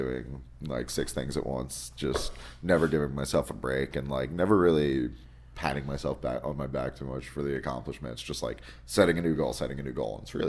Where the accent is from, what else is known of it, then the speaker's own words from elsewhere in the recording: New Jersey, United States; moved away as an adult; also born or lived in Nevada; now in Las Vegas, United States; I grew up 2 miles from Manhattan. So like I'm from Jersey, but I'm from like dirty Jersey. like the town I grew up in, it borders Newark, Staten Island, Manhattan, and Jersey City